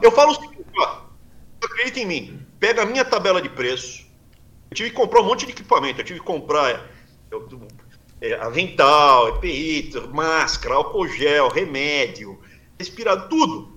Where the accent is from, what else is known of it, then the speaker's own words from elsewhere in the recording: Brazil; moved away as an adult; now in United States; Sou brasileiro, me sinto bem no Brasil. Mais especificamente na região que eu crescia, me sinto bem ali, Mato Grosso do Sul, São Paulo, sul de Minas, norte do Paraná